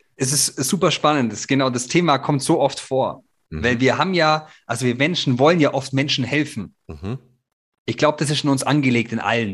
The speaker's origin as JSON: {"language": "German", "country": "Germany", "said": "wir Deutschen"}